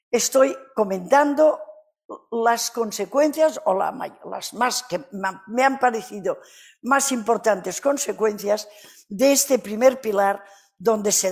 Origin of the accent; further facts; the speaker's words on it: Canary Islands, Spain; accent: Canarian; Ya saben que yo no hablo castellano normalmente. Habrán notado mi acento canario, ¿verdad?